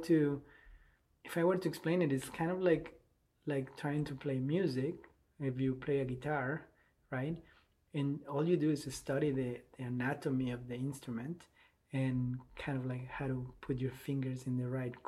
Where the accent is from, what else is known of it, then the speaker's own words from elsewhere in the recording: Bogotá, Colombia; English is a second language; moved away as an adult; now in Charlottesville, United States; I grew up in Bogota, in Colombia.